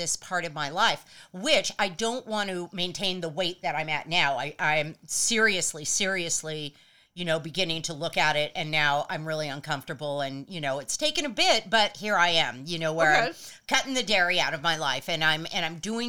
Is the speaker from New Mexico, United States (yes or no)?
no; Los Angeles, California, United States; growing up in LA.